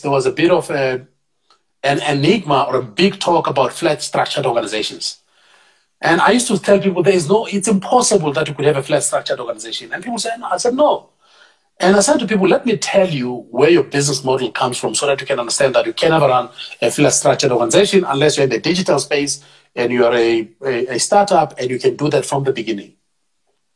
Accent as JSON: {"language": "English", "town": "Tembisa", "region": "Gauteng", "country": "South Africa", "tie": "born or raised there", "said": "I'm a township boy through and through. I'm from Tembisa"}